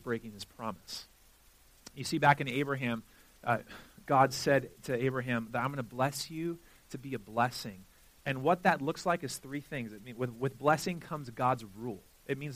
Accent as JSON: {"language": "English", "region": "Southern California", "country": "United States", "said": "I'm from Southern California"}